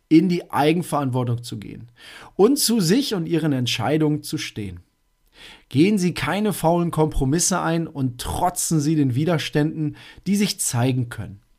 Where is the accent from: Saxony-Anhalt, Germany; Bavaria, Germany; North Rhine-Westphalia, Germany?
North Rhine-Westphalia, Germany; Ich komme aus Münsterland, da rufen diejenigen, die jetzt gerade zuhören, natürlich schon Yes! Schnapszahl, genau so ist es.